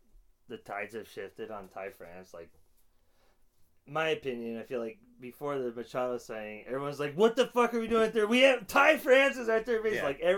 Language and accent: English; South Bay, California, United States; Growing up in the South Bay